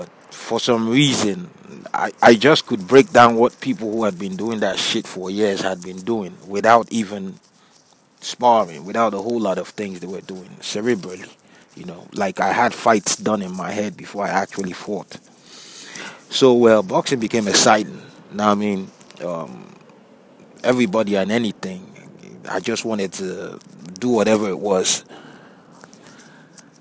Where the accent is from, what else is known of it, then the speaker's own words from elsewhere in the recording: Delta, Nigeria; moved away as an adult; also born or lived in United Kingdom; now in United States; I'm from Delta State in Nigeria